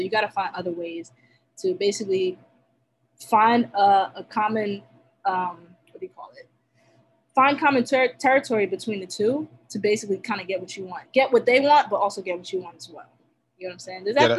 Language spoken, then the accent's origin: English; Nigeria; I mean, being Nigerian, you know, they instilled that you have to get your stuff done, right?